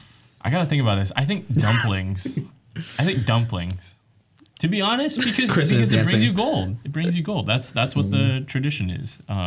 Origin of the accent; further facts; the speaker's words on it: Foster City, California, United States; Like back in my hometown, my parents actually, we used to host like the Foster City, that's where I'm from, the Foster City Chinese New Year Festival.